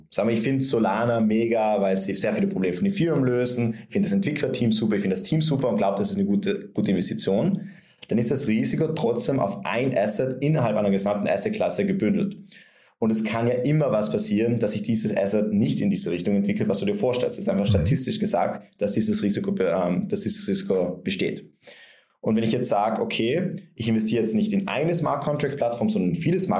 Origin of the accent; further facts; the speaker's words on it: Vienna, Austria; Und jetzt gehe ich als Anleger her und kaufe mir, ich bin aus Wien, ähm, kaufe mir eine Wohnung in Wien